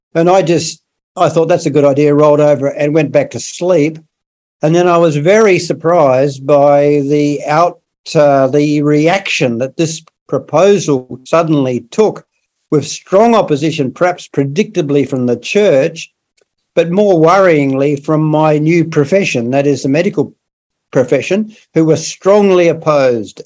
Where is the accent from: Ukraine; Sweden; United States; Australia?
Australia; South Australia; I brought up in in South Australia, which is another part of Australia, the southern a southern state